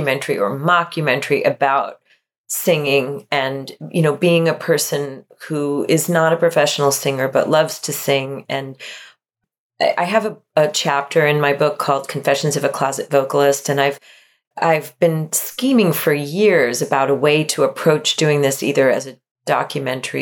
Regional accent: Long Island, New York, United States; I grew up on Long Island, and I grew up in a town where there was a lobster farm

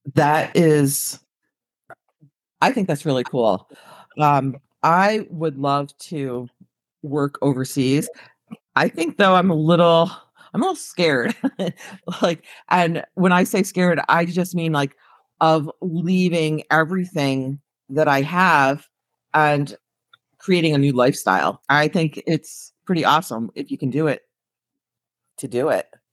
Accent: upstate New York, United States; I'm from upstate New York, and where I live, there's more cows than there are people.

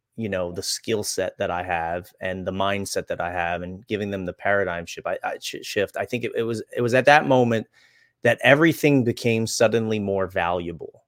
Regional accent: Reading, Pennsylvania, United States; I grew up in Redding, Pennsylvania

